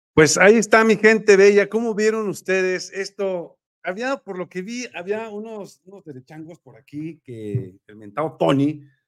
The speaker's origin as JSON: {"language": "Spanish", "country": "Mexico", "said": "nosotros como mexicanos"}